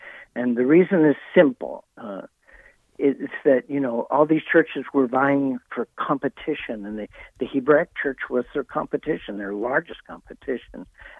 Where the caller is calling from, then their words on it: Nashville, Tennessee, United States; I'm calling in from Nashville. I'm at the National Religious Broadcasters Conference in Nashville.